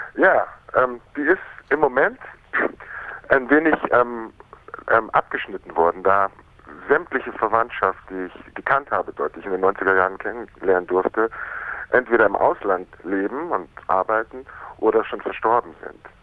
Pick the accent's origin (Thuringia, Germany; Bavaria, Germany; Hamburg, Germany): Bavaria, Germany; Munich; also born or lived in Miami, United States / Berlin; die haben sich in München kennengelernt und da bin ich quasi geboren und aufgewachsen in die Schule gegangen